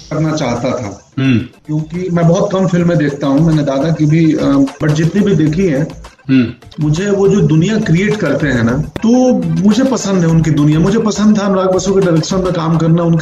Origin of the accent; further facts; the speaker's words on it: Belsand, Bihar, India; मेरा गांव बेलसंड गोपालगंज